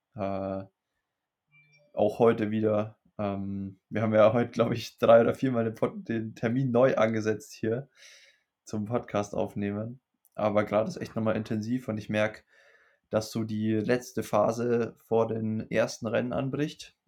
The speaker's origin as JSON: {"language": "German", "country": "Germany", "said": "bei uns in Deutschland"}